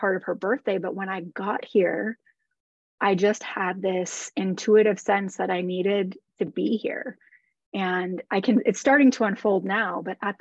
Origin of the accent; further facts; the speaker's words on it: the Midwest in Wisconsin and Minnesota, United States; moved away as an adult; also born or lived in Los Angeles, United States; now in St. Petersburg, United States; I grew up in the Midwest in Wisconsin and Minnesota.